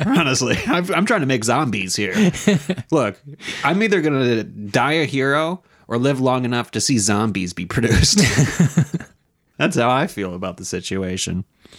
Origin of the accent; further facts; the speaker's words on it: United States; being an American.